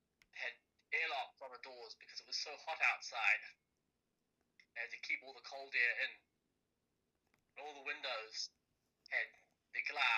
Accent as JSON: {"language": "English", "town": "Hamilton", "region": "Waikato", "country": "New Zealand", "tie": "born or raised there", "also_born_or_lived": "Cambridge, New Zealand / Sydney / Darwin / Dunedin", "lives_now": "Auckland, New Zealand", "said": "I've lived in two different countries. I was born in Cambridge, but I never lived there for long. After that, I lived in Hamilton. I've lived in Sydney, Darwin, Auckland, and Dunedin."}